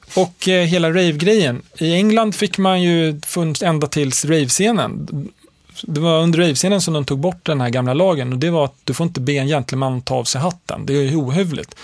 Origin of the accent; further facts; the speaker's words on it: Stockholm, Stockholm County, Sweden; also born or lived in Lund; jag växte upp i Högdalen